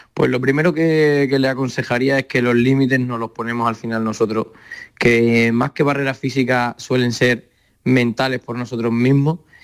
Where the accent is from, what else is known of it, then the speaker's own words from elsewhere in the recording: Sierra de Fuentes, Extremadura, Spain; soy extremeño, de pueblo que se llama Sierra de Fuente, al lado de Cáceres